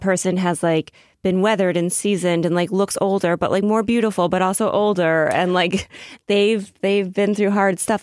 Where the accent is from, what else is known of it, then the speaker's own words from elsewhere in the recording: Massachusetts, United States; now in New York, United States; I'm from Massachusetts